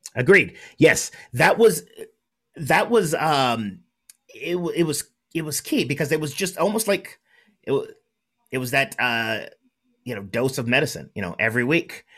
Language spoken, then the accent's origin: English; Southern California, United States; I'm from Southern California